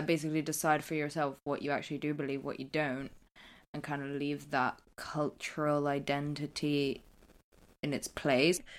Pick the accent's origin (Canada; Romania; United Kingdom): United Kingdom; England; accent: English; if I didn't have an English accent